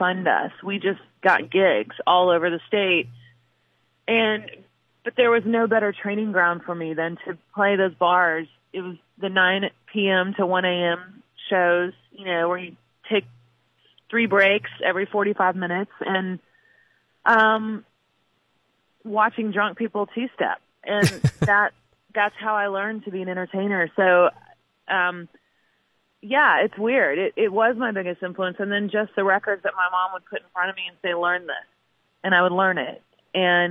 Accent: New Franklin, Missouri, United States; moved away; what it's like to grow up in Missouri

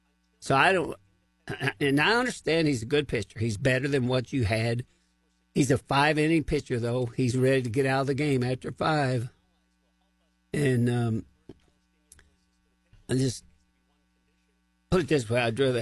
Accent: Missouri, United States; But put it this way, I am from Missouri, and they're going to have to show me what they can do.

